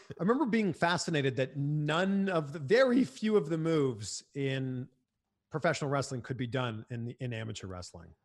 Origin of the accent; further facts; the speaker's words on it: Canada; moved away as an adult; also born or lived in Cleveland, United States / Miami, United States; now in United States; a lot of hockey growing up in Canada